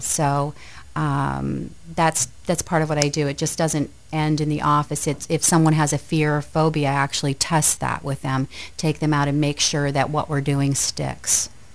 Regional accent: Aroostook County, northern Maine, United States; also born or lived in Lewiston-Auburn, Maine; I'm from Maine. I'm from northern Maine. I actually grew up in the county, so I'm a county girl.

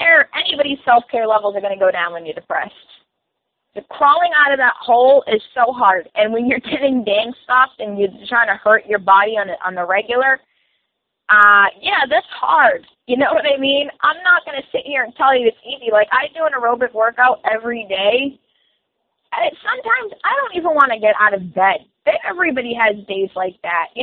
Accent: Massachusetts, United States; I'm from Massachusetts myself

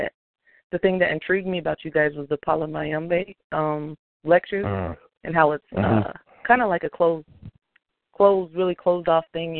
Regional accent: United States; I mean, I grew up on Indian reservation. Being mixed

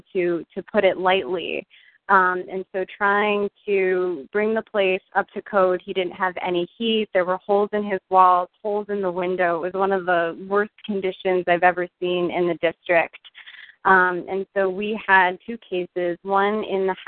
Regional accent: Westchester County, New York, United States; moved away as an adult; now in Washington, D.C., United States; I was born and raised in Westchester County, 45 minutes northwest of New York City

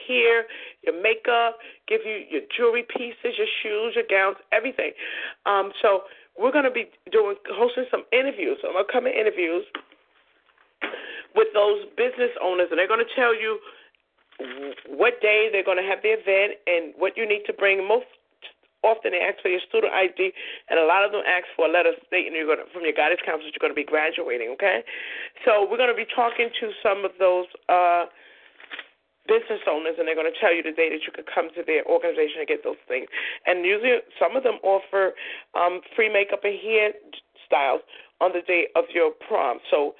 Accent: New York City, New York, United States; I was born and raised in Coney Island

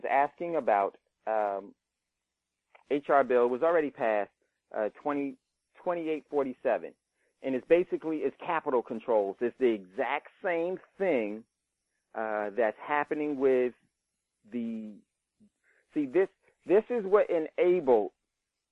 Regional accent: Hackensack, New Jersey, United States; moved away; I grew up in Hackensack

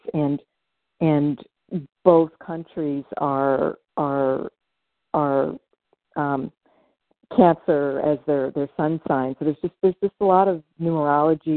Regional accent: Canada; now in United States; I was not born here. I was born in Canada

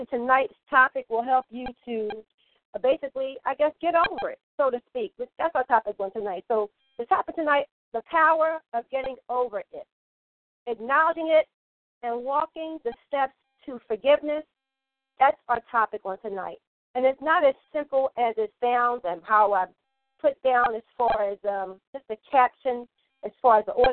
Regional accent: Philadelphia, Pennsylvania, United States; I'm from Philly

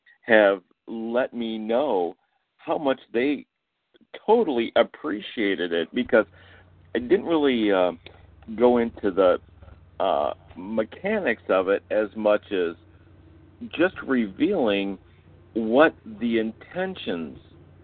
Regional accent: Michigan, United States; now in Houston, United States; just like you, I'm in Houston, but I'm originally from Michigan

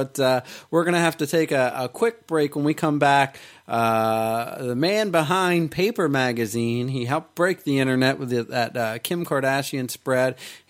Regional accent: Atlantic City, New Jersey, United States; I'm from Atlantic City.

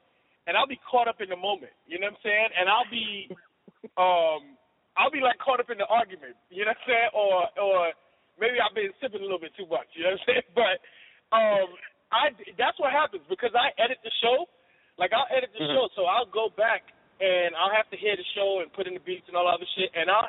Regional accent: New York City, New York, United States; I grew up in the South Bronx, but then I moved to the Northeast Bronx

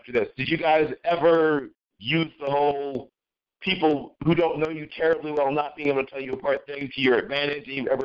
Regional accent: Philadelphia, Pennsylvania, United States; I was actually born in Hahnemann Hospital in Philadelphia, not far from Temple's campus

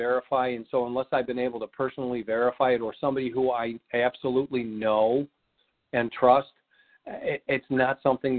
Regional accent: Missouri, United States; I'm from Missouri. Show me.

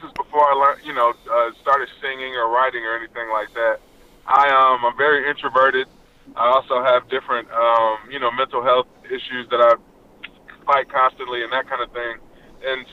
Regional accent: Detroit, Michigan, United States; I grew up in Detroit, Michigan

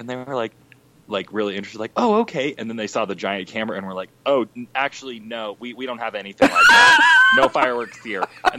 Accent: Wyoming, United States; moved away; where I grew up in Wyoming

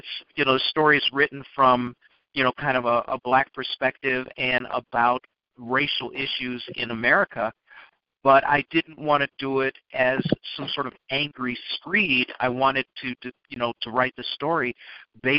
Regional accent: Chicago, Illinois, United States; I grew up in a middle-class family. You know, I grew up in the University of Chicago neighborhood

